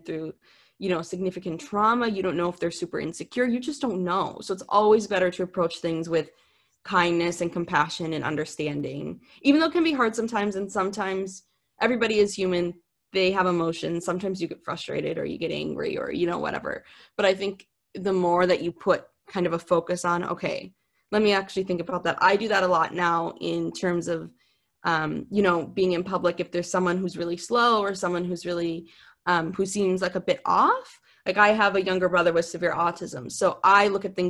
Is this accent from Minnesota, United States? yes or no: yes; Minnesota, United States; moved away; growing up in Minnesota, my dream was to go to California.